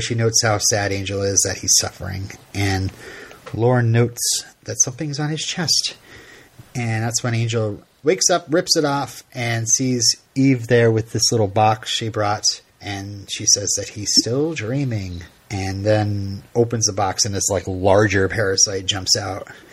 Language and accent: English; Vermont, United States; I'm from Vermont